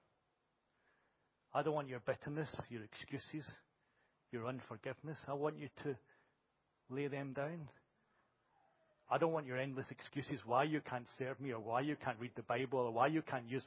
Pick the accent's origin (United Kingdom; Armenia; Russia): United Kingdom; Glasgow, Scotland; a Scottish boy from Glasgow